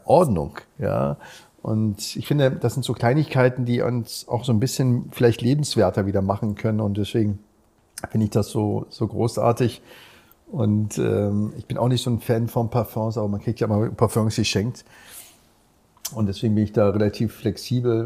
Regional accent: Berlin, Germany; Ich bin ja in Berliner geboren

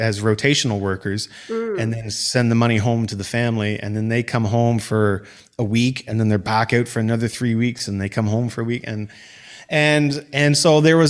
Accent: Truro, Nova Scotia, Canada; now in Halifax, Canada; Yeah, I grew up in Truro, which is pretty much smack dab in the middle of the province. It's referred to as the hub of Nova Scotia.

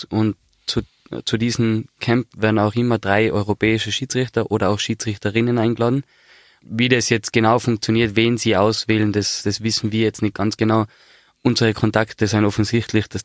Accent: Austria; und ja, eben nach 23 Jahren als Österreicher dahin fahren zu dürfen, hat mich sehr geehrt

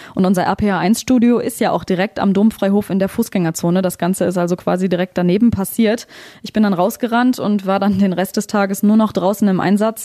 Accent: Trier, Rhineland-Palatinate, Germany; bei uns in Trier

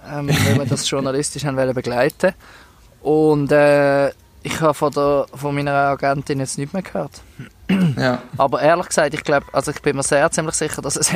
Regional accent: Switzerland; Ähm, das machen wir ja als Schweizer.

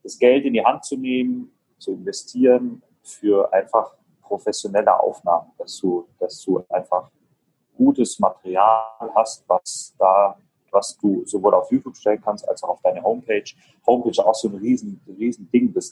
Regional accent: Ulm, Baden-Württemberg, Germany; ich komme aus {S1} Ulm

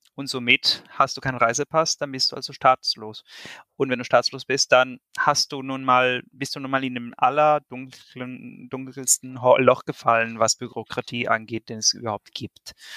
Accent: Venezuela; now in Germany; wir Venezolaner

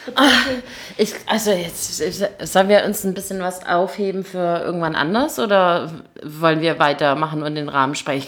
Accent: Gächingen, Baden-Württemberg, Germany; wir kommen beide aus Gächingen

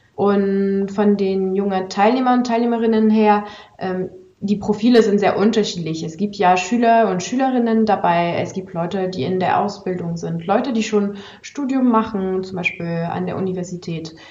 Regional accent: France; now in Germany; bin ich ja eigentlich aus Frankreich, bin aber eigentlich in Deutschland schon seit ziemlich langem und arbeite hier

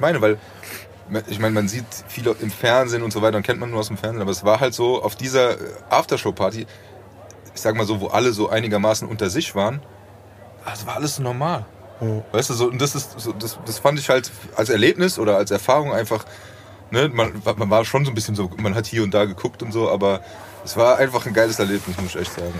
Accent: Frankfurt, Hesse, Germany; ich komme aus Frankfurt

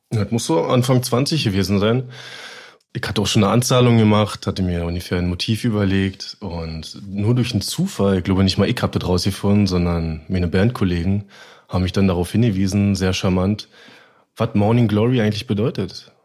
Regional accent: Berlin, Germany; moved away

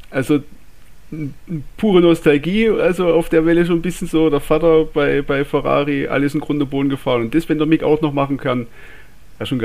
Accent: Baden-Württemberg, Germany; accent: Swabian; Ja, äh, aufgewachsen im Schwabenland.

